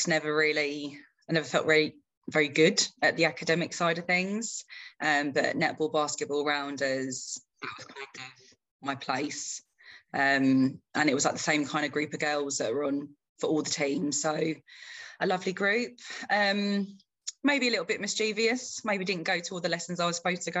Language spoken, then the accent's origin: English; Croydon, London, United Kingdom; also born or lived in Toronto, Canada; So we came here and I grew up in Croydon, South London.